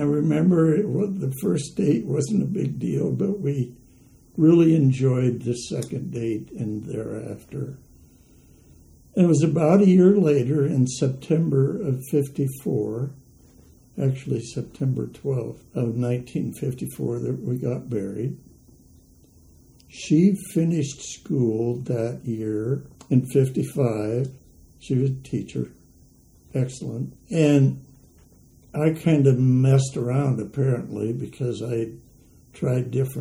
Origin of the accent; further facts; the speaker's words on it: West Point, Nebraska, United States; also born or lived in Lincoln, Nebraska; I was born in West Point, Nebraska, Christmas Day, 1933, and small high school, grade school, high school